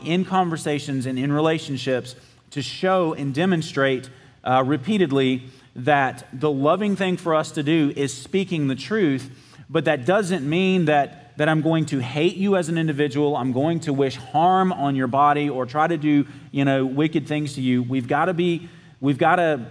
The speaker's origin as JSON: {"language": "English", "region": "South Georgia", "country": "United States", "said": "I'm from South Georgia"}